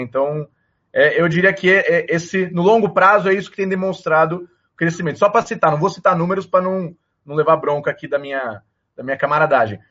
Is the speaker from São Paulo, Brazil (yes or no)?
yes; São Paulo, Brazil; Eu sou nascido em São Paulo, capital.